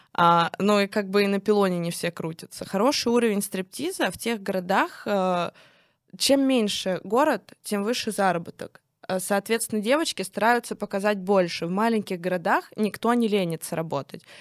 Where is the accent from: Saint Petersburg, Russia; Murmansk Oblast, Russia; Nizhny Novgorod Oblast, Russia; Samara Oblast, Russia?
Nizhny Novgorod Oblast, Russia; Kstovo; я выросла в Кстово